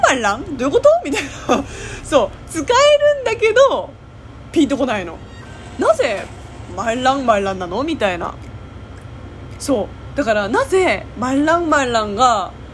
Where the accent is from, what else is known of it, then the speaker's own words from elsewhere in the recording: Japan; first language Japanese; 私は日本で暮らしてきて、ほとんど日本の言葉に馴染んでる